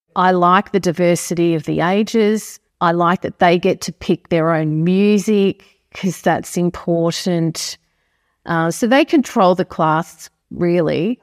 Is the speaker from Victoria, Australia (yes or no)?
yes; Stawell, Victoria, Australia; now in Marnoo, Australia; I was born in Stall, but I had grandparents that lived on a farm at Manabadar.